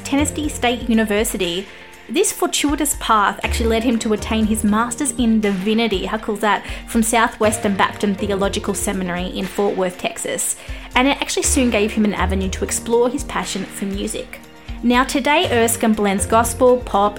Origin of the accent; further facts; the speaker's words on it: Australia; I'm an Aussie music journalist